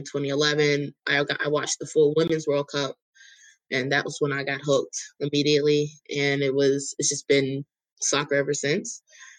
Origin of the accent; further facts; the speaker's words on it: North Carolina, United States; I'm from North Carolina